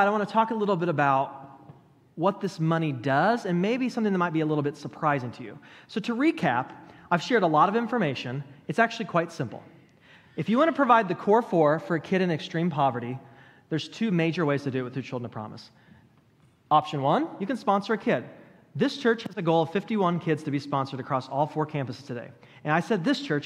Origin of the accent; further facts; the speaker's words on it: United States; me as an American